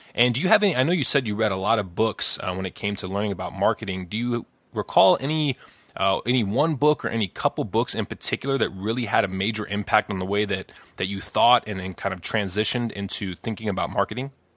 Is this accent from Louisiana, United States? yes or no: no; Chicago, Illinois, United States; we're both from Chicago or from the Chicago area